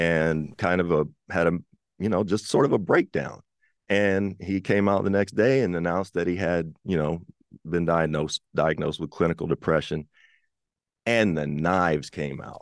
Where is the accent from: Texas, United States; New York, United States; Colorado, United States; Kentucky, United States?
Kentucky, United States; I'm from Kentucky